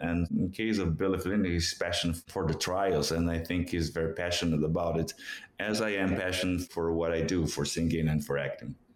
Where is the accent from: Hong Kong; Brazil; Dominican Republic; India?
Brazil; first language Portuguese; English is a second language; moved away; in Brazil, in Portuguese, in my native language